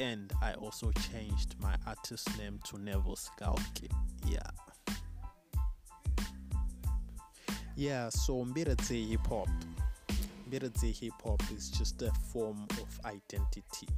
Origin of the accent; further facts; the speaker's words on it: Bulawayo, Zimbabwe; also born or lived in Chipinge (ancestry, Ndau); a year later, that's when we moved to the city of Kings, Wabulawayo. Yeah, so basically in flesh, I'm BYO